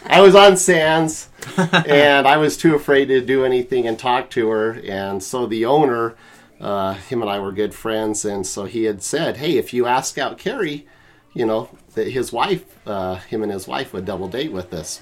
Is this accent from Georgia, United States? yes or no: no; St. George, Utah, United States; also born or lived in Salt Lake City, Utah / Korea; I'm from St. George. Technically, I was born in Salt Lake, and uh, when I was three, my mom got divorced and moved to St. George. Lived there till '90